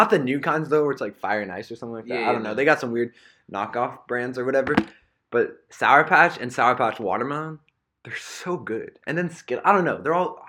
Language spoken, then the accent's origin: English; Canada; I'm Canadian.